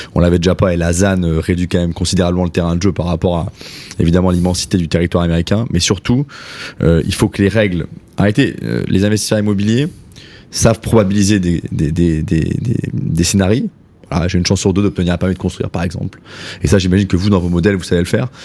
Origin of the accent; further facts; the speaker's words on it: Saint-Étienne, Auvergne-Rhône-Alpes, France; je suis stéphanois d'origine